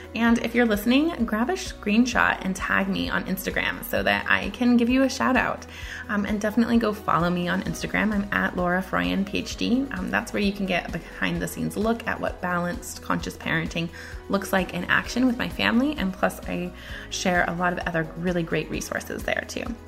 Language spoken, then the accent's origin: English; Midwest, United States; I'm from the Midwest